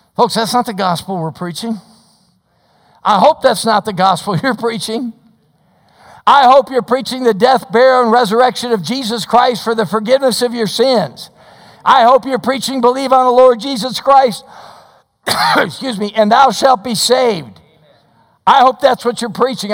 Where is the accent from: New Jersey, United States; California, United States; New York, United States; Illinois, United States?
Illinois, United States; Chicago; moved away; I grew up in the Chicago area